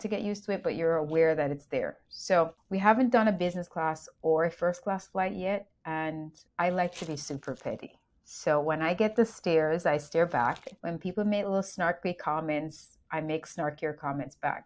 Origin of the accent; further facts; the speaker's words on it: Jamaica; now in United States; Being raised in Jamaica